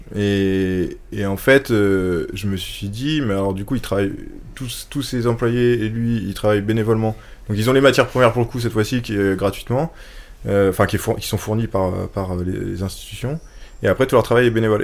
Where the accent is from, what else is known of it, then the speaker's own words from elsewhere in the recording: France; en tant que bon français qui est habitué aux institutions super fortes